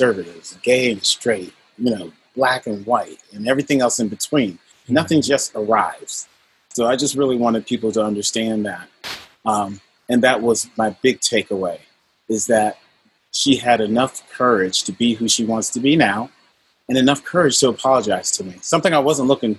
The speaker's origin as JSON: {"language": "English", "town": "Wethersfield", "region": "Connecticut", "country": "United States", "tie": "born or raised there", "said": "I grew up in Wethersfield, Connecticut"}